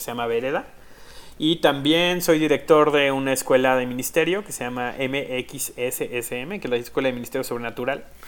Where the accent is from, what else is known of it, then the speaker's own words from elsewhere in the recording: Tecomán, Colima, Mexico; now in Mexico City, Mexico; soy mexicano. Este, nací en el gran estado de Colima. Este, en un lugar que se llama Tecomán